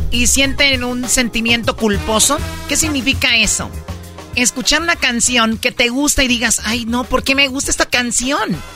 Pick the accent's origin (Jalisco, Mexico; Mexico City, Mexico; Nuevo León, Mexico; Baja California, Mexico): Nuevo León, Mexico; Monterrey; soy de Monterrey